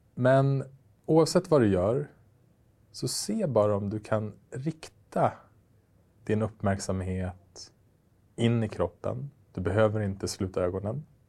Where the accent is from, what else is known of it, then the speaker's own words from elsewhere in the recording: Västerås, Västmanland, Sweden; moved away; min gamla hemstad Västerås där jag växte upp